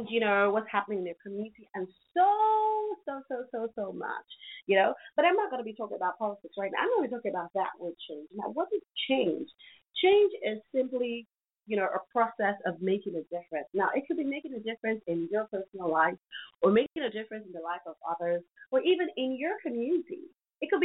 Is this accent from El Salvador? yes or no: no; Nigeria; my country, Nigeria